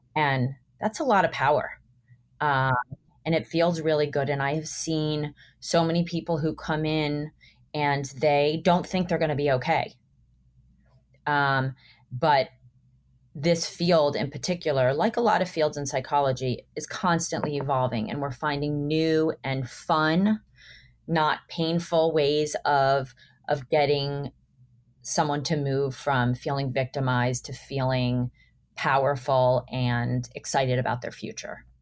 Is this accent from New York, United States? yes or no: no; Miami, Florida, United States; I grew up in Miami